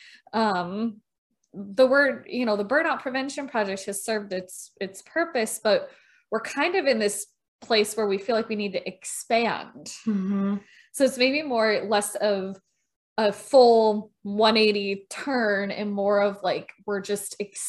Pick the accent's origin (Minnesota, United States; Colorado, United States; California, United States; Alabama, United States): Minnesota, United States; accent: Minnesotan; They would make fun of me for my Minnesotan accent